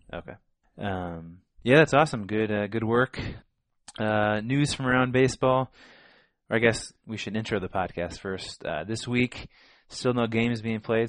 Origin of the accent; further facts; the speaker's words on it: Illinois, United States; growing up in Illinois